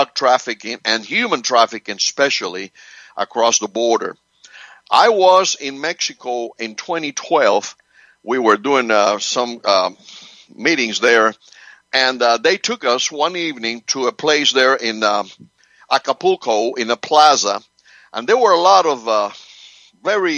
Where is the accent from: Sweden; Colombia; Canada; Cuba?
Cuba; also born or lived in Spain; now in United States; I was born in Cuba. I came to this country in 1963